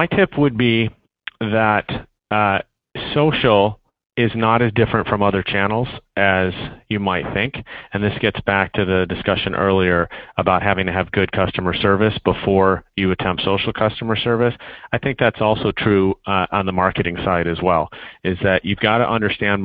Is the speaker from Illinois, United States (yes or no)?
yes; Chicago, Illinois, United States; being the Chicagoan that I am